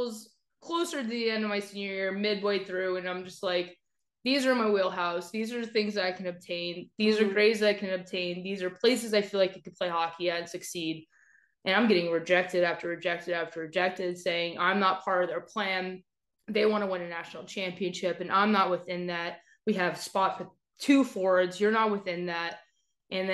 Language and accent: English; Las Vegas, Nevada, United States; moved away; I'm from Vegas